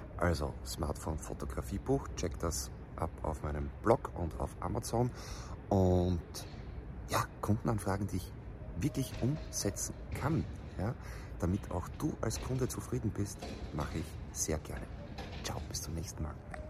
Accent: Austria; bei uns in Österreich

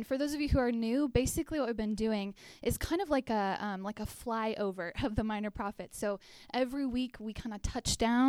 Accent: Texas, United States; We're both from Texas. We moved up here in 2014 to help start the Chi Alpha here

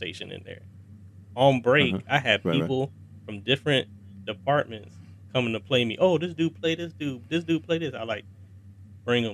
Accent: Cleveland, Ohio, United States

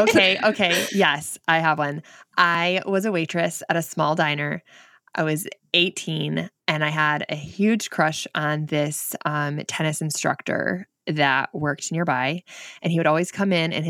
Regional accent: Michigan, United States; accent: northern Michigan; But that is where that is where my accent is from. We're only 2 hours south of Canada, so very northern Michigan.

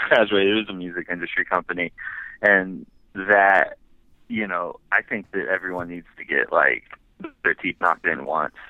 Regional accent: Kansas City, Missouri, United States; moved away as an adult; now in Iowa, United States; I'm from Kansas City, Missouri

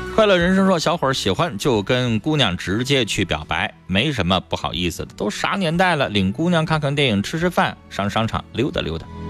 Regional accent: Northeast China, China; 这就是我们东北人很多男人过的日子

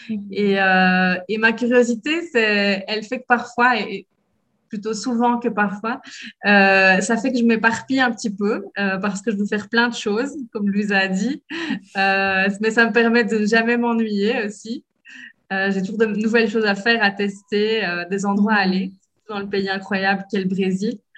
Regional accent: Belgium; now in Brazil; je dis que je suis belge

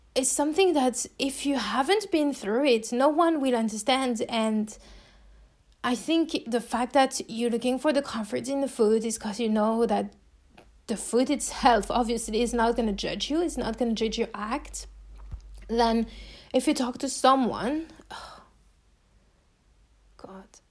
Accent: France; accent: French; English is a second language; if you're hearing my accent, you know that I'm French

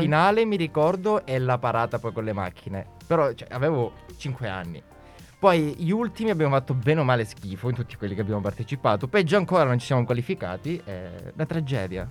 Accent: Calabria, Italy; now in Milan, Italy

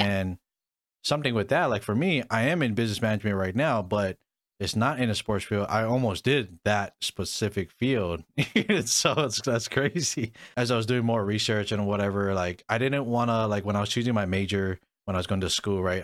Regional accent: Hawaii, United States; first language English; I was born and raised in Hawaii

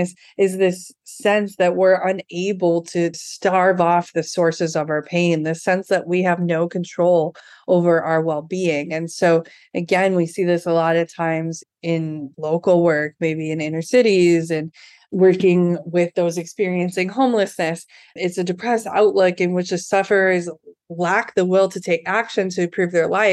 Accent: Midwest, United States; moved away as an adult; also born or lived in California / Port-au-Prince, Haiti; I'm from the Midwest

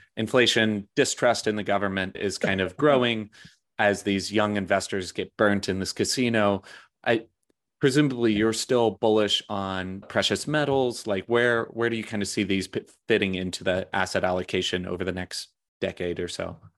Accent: United States; as an American

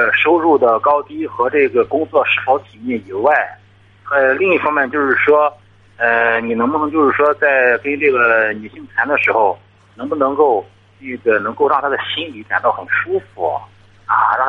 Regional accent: Tai'an, Shandong, China; 我是泰安的

